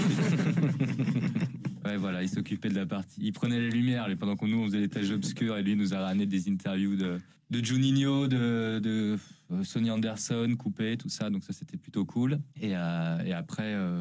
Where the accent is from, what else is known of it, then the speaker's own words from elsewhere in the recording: Lyon, Auvergne-Rhône-Alpes, France; je suis né en Auvergne mais j'ai globalement vécu euh, principalement dans la région de Lyon